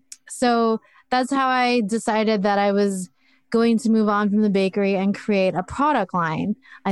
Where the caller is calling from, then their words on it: Oregon, United States; I am in Oregon, about 40 minutes west of Portland.